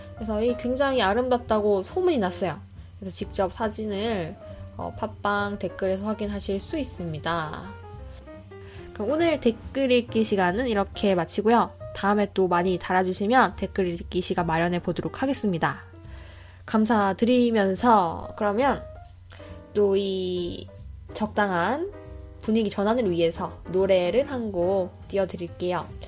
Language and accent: Korean; South Korea; moved away as an adult; now in New Zealand; 나는 뭐 한국에서 왔고